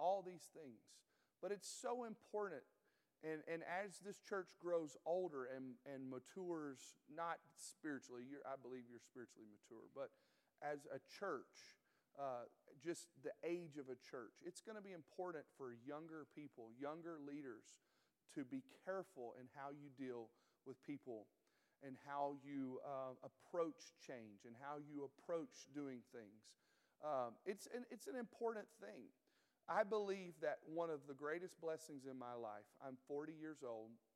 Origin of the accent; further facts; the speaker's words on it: the South, United States; moved away; I'm from the South